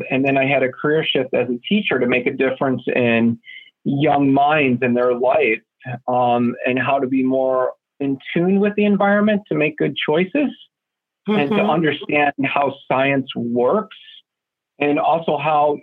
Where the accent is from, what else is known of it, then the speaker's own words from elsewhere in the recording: Buffalo, New York, United States; I grew up in Western New York. I'm a Buffalonian